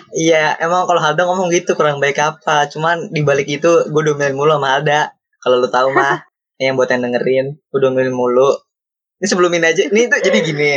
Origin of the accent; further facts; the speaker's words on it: Bekasi, West Java, Indonesia; gua sebagai orang Bekasi yang bisa bahasa Jawa